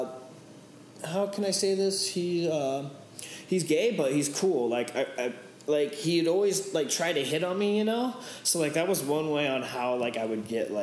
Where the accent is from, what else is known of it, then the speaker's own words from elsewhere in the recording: Ventura, California, United States; now in Santa Barbara, United States; I grew up in Ventura